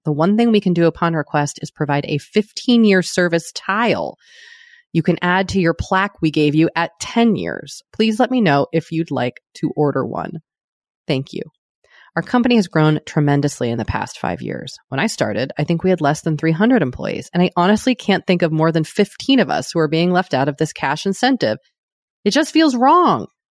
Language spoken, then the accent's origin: English; United States; speaking as an American